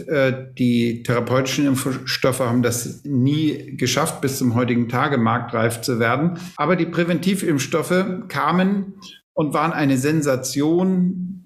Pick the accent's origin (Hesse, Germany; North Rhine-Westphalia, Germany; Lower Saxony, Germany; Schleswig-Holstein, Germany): Schleswig-Holstein, Germany; moved away as an adult; also born or lived in Lübeck; now in Munich, Germany; bin eigentlich äh, Schleswig-Holsteiner, der jetzt in seinem Leben länger in Bayern mittlerweile lebt, als er in Schleswig-Holstein aufgewachsen ist und studiert hat